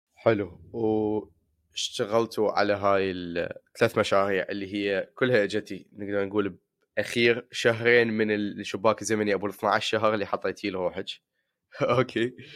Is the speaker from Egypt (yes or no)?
no; Iraq